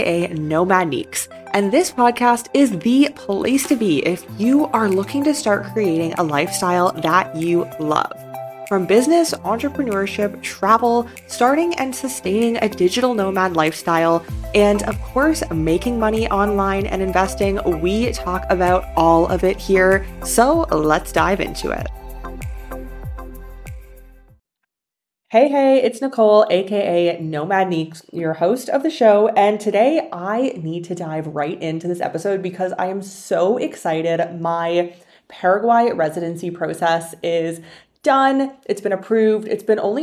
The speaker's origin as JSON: {"language": "English", "country": "Canada", "moved": "yes", "said": "my home country of Canada"}